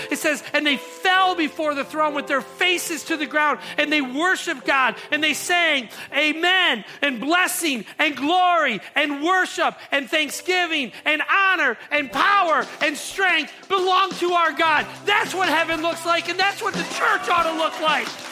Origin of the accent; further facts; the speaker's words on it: North Monroe County, Michigan, United States; moved away as an adult; also born or lived in Downriver, Michigan; now in Taylor, United States; I grew up in North Monroe County, hung out a lot in southern part of Downriver